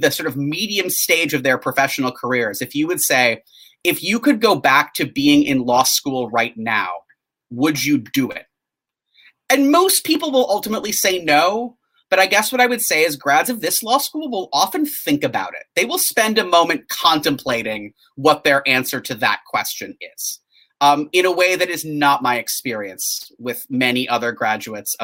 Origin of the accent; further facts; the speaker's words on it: northern Wisconsin, United States; moved away as an adult; also born or lived in St. Paul, Minnesota; now in Charlottesville, United States; I grew up in a small town in the Midwest in sort of northern Wisconsin